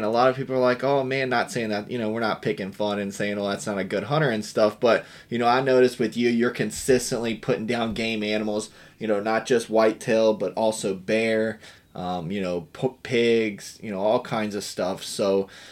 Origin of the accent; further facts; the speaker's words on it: Appalachian Mountains, western Virginia, United States; I grew up in the Appalachian Mountains, but, you know, a little more north in the Virginia, Western Virginia area.